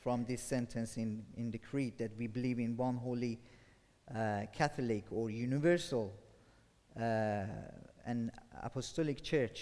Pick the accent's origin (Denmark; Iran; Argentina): Iran; moved away as an adult; now in England; I'm from Iran